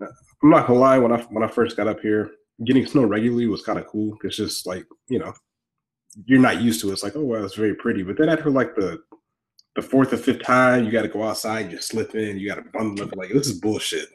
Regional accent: Augusta, Georgia, United States; moved away; I'm a Southerner from Augusta

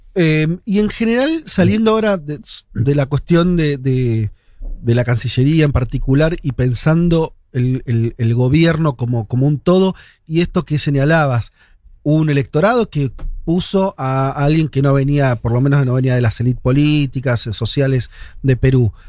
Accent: Argentina; nosotros somos argentinos

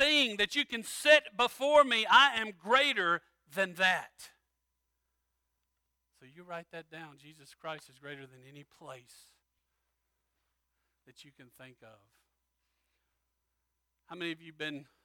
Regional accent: Louisiana, United States; I'm from Louisiana

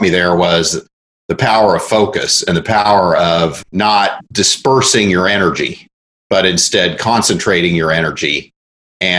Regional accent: Oklahoma, United States; I was about 5 years old, and I grew up in Oklahoma

